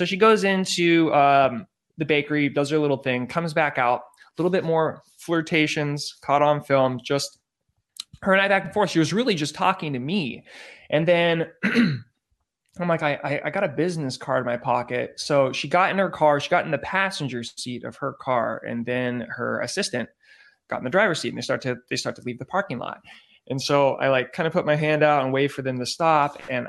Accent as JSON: {"language": "English", "town": "San Diego", "region": "California", "country": "United States", "moved": "as an adult", "lives_now": "Los Angeles, United States", "said": "I'm from San Diego."}